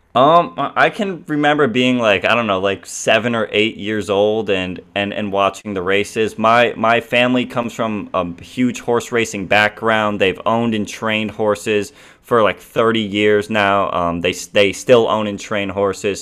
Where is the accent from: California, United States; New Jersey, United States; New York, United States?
New York, United States; Saratoga Springs; I am from Saratoga Springs, N, New York. Um, that's where I've lived my entire life. That's where I grew up